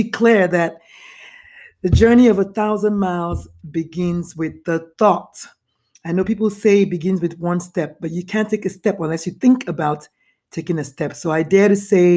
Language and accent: English; Nigeria; moved away; I was raised in Nigeria, born in Nigeria.